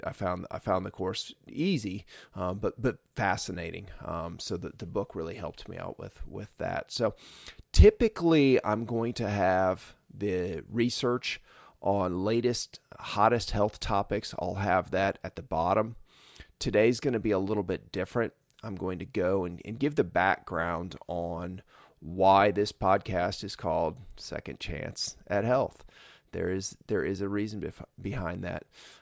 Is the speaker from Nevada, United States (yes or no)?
no; Indiana, United States; I'm from Northern Indiana, so we called it pop.